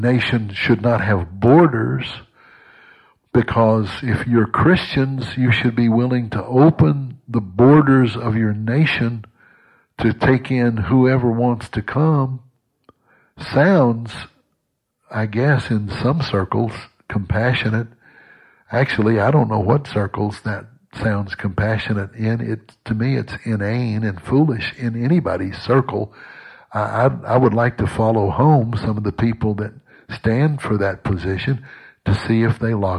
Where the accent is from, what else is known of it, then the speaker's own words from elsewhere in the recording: United States; I'm an American